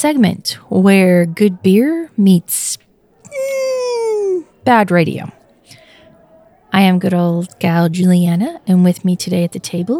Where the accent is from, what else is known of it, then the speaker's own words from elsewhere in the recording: New York, United States; Don't go making fun of my home state.